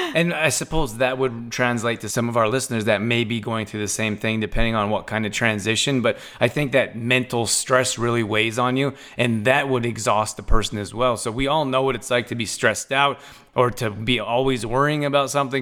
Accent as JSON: {"language": "English", "country": "Canada", "tie": "born or raised there", "also_born_or_lived": "Redondo Beach, California", "said": "I grew up in Canada"}